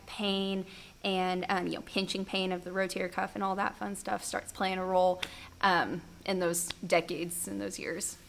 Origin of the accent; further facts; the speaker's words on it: Norman, Oklahoma, United States; I'm from Norman, Boomer Sooner, almost born and raised. I um, went to school here for all of high school, all of college